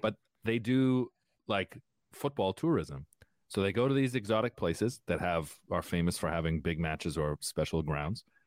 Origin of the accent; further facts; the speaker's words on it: Windsor, Ontario, Canada; I grew up in Windsor, so I, uh, next to the place that invented soul music.